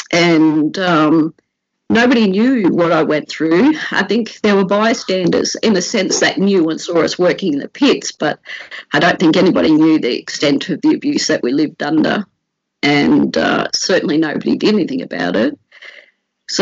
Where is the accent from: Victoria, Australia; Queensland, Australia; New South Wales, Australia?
Queensland, Australia; Brisbane; also born or lived in Park Ridge; We grew up in Inala, but we had travelled to Park Ridge to work in charcoal pits